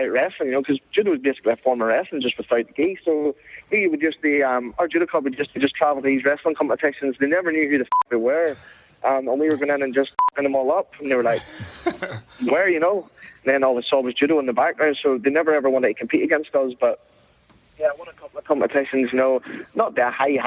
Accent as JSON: {"language": "English", "town": "Bushmills", "region": "Northern Ireland", "country": "United Kingdom", "tie": "born or raised there", "moved": "as an adult", "lives_now": "California, United States", "said": "I found this judo club that was in my hometown where I'm from, Bush Mills"}